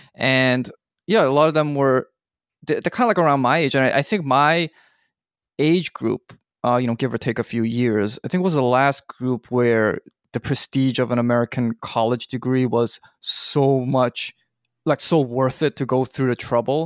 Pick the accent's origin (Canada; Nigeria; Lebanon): Canada; moved away as an adult; also born or lived in United States / South Korea; I was born and raised in Canada